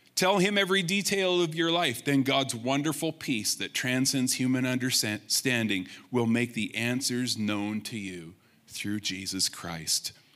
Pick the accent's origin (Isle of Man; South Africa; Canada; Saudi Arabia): Canada; Rimbey, Alberta; the Blind Man River that I grew up in Rimbey